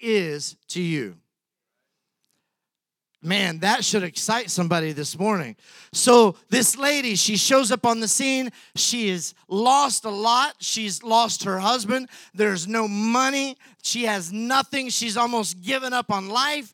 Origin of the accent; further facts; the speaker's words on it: Brownfield, Texas, United States; now in Humble, United States; When I was a kid, I grew up in Brownfield, Texas